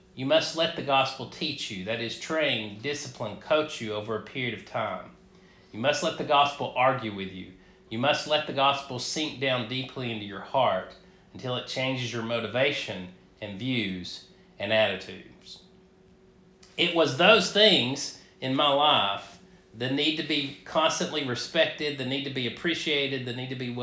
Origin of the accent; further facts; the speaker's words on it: North Georgia, United States; I grew up a Baptist in North Georgia.